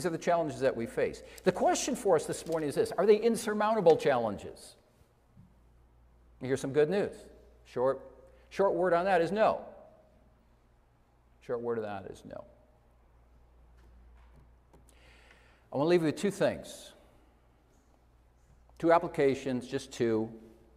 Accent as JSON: {"language": "English", "region": "Iowa", "country": "United States", "tie": "born or raised there", "moved": "yes", "said": "I took a trip to where I grew up in Iowa"}